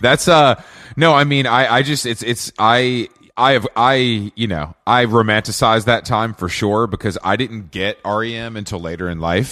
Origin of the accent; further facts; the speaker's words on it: Atlanta, Georgia, United States; growing up in Atlanta